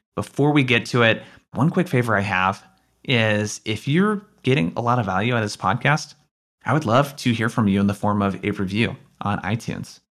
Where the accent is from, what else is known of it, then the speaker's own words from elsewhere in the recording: Oregon, United States; I grew up in Oregon.